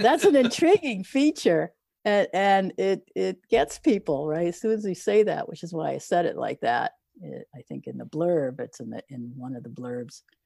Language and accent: English; Eastern Townships, Quebec, Canada; I grew up in Quebec, Eastern Townships